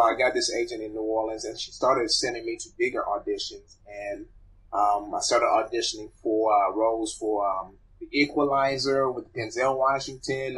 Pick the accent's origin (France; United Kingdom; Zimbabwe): Zimbabwe; I was born in Zimbabwe